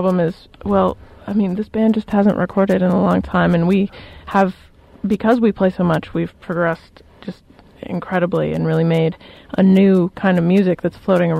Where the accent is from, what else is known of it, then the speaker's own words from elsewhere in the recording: Colorado, United States; I'm actually from Colorado.